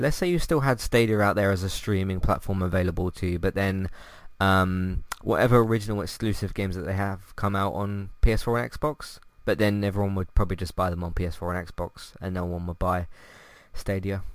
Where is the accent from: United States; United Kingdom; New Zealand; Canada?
United Kingdom; London; I just say London